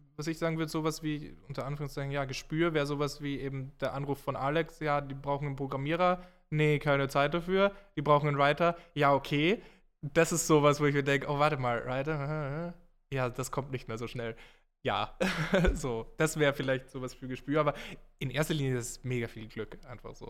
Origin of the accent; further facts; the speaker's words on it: Graz, Styria, Austria; moved away as an adult; now in Munich, Germany; wo ich herkomme aus Graz